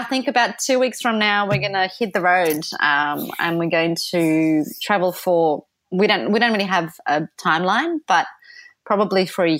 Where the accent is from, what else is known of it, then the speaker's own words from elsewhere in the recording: Poland; English is a second language; now in London, United Kingdom; We're both from Poland, so it was just really fun way to see all different countries and spend time outdoors.